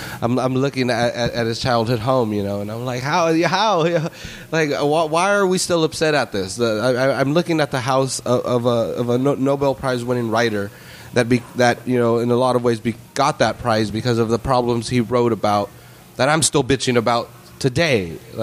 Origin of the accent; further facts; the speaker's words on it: Salinas, California, United States; I'm born and raised in Salinas